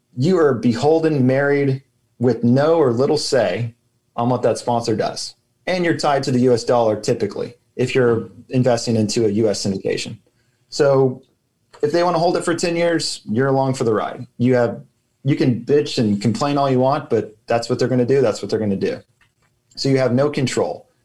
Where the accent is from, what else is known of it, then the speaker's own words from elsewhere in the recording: Austin, Texas, United States; also born or lived in Oklahoma; I grew up in Austin